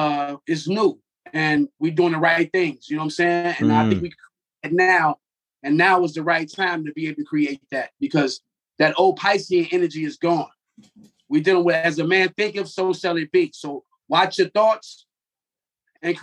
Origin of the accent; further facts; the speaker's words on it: Chicago, Illinois, United States; now in Pittsburgh, United States; I'm originally from Chicago, but came to Pittsburgh